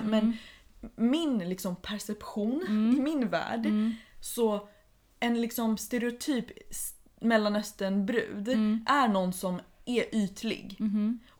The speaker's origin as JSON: {"language": "Swedish", "country": "Iran", "second_language": "Swedish", "said": "tror att det är typ Någonting som har att göra med att jag är iranier."}